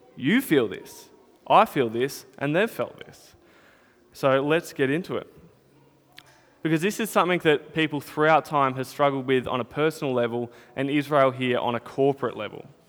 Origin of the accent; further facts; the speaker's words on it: Northern Territory, Australia; now in Melbourne, Australia; when I was growing up in the Territory